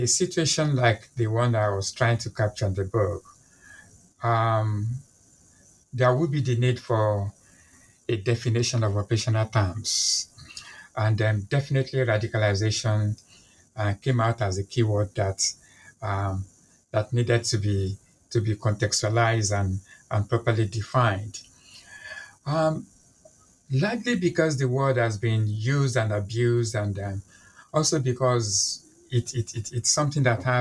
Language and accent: English; Nigeria; now in London, United Kingdom; I'm a Nigerian by birth. I'm Yoruba by ethnicity